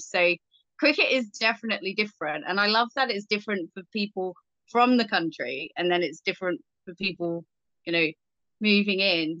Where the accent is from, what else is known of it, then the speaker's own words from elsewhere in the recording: England, United Kingdom; growing up in England